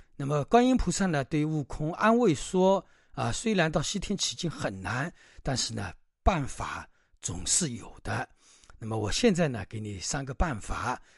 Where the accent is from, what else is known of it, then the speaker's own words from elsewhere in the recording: China; 我们中国人的一种文化